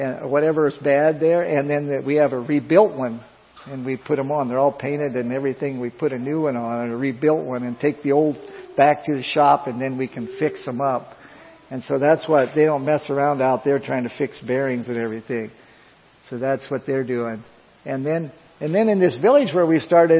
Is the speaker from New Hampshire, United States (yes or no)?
no; Iowa, United States; moved away as an adult; I come from Iowa